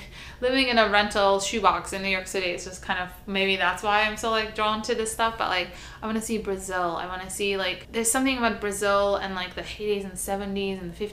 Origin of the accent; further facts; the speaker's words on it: Istanbul, Turkey; moved away; I also grew up very, very unusual for growing up in Istanbul in a house with a backyard.